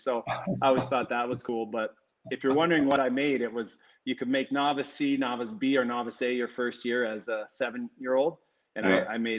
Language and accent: English; St. Albert, Alberta, Canada; born or raised there; also born or lived in Edmonton